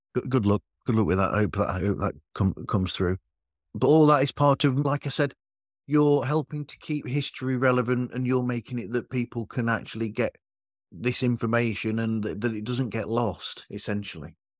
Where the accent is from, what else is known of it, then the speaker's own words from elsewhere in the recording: United Kingdom; I'm British